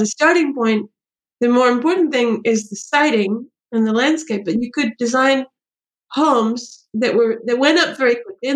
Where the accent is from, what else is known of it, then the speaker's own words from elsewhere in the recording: California, United States; now in New York City, United States; I grew up in California